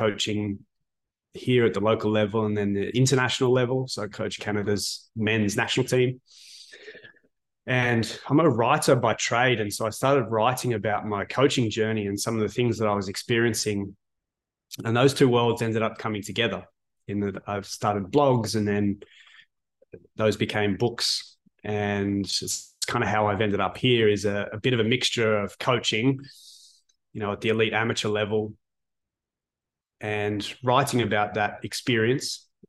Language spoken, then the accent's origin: English; Canberra, Australian Capital Territory, Australia; moved away; I was born in Canberra, which when I was born there was a rugby league stronghold